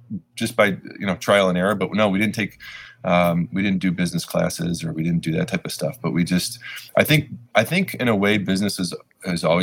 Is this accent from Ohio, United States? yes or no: yes; Lakewood, Ohio, United States; Lakewood's home to us though, because we grew up in Lakewood.